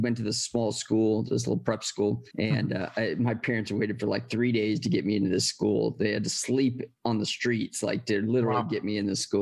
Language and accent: English; San Bernardino, California, United States; I grew up in San Bernardino, which is like about an hour outside of LA, not too far